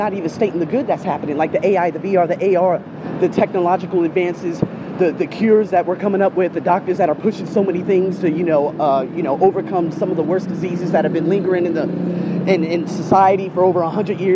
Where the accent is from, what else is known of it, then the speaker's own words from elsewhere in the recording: United States; also born or lived in Australia; I am American with an African, a Native American, and a Spanish heritage